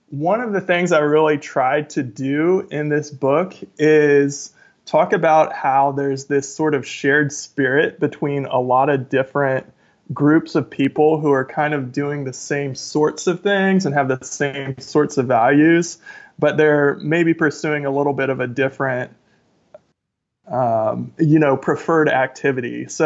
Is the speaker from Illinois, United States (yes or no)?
no; Tacoma, Washington, United States; I am from Tacoma, Washington.